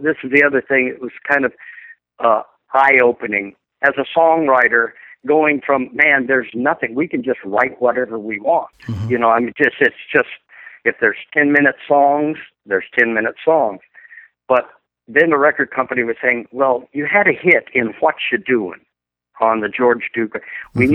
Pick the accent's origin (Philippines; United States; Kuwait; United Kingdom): United States; Glendale, Arizona; moved away as an adult; also born or lived in Hawaii; went back to my hometown of Glendale, Arizona